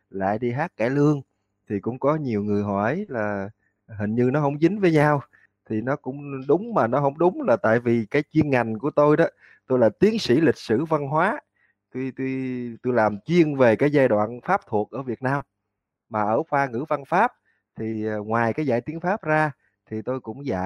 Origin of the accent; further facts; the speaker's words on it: Tân Châu, An Giang, Vietnam; tôi đến từ huyện Tân Châu tỉnh An Giang tôi sinh năm 1979 lúc tôi còn nhỏ thì cái xóm của tôi đờn ca tệ tử và cái lương rất là mạnh